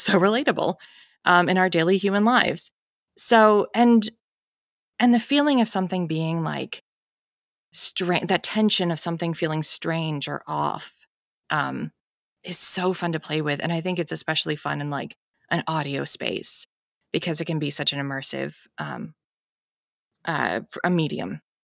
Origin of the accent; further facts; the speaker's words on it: New Hampshire, United States; moved away as an adult; also born or lived in Evanston, Illinois; I grew up in New Hampshire, so I lived out in New England all my life